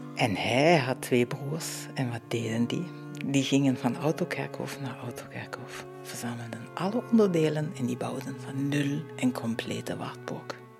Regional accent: Dresden, Saxony, Germany; now in Muizen, Belgium; Dat ik mijn kindertijd in Oost-Duitsland heb doorgebracht

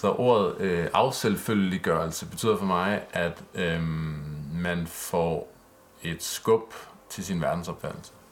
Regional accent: Vordingborg, Zealand, Denmark; jeg er vokset op i Vordingborg

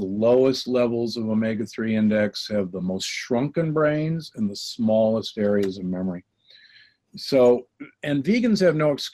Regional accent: Midwest, United States; moved away; also born or lived in Omaha, Nebraska / Milwaukee, Wisconsin / Loma Linda, California; I grew up in Omaha and Milwaukee, and you know where meat is king

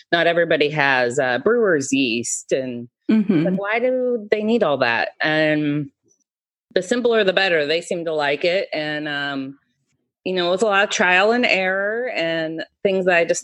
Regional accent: Marysville, Washington, United States; now in Seattle, United States; I grew up in Marysville

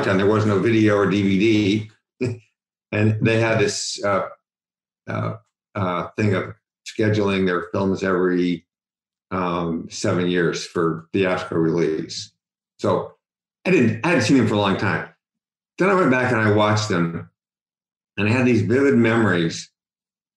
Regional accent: Utah, United States; moved away as an adult; also born or lived in West Virginia / Cincinnati, Ohio; now in San Francisco, United States; I was born in West Virginia, but as soon as the war was over, my father came out and got my mother from where she was in West Virginia and moved out to Utah

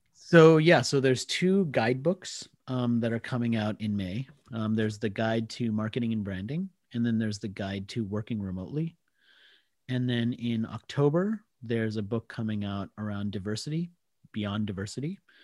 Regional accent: Washington, District of Columbia, United States; accent: American; moved away as an adult; also born or lived in India / Australia; I did grow up in the D C area, so, I mean, that's always going to be home from a place point of view.

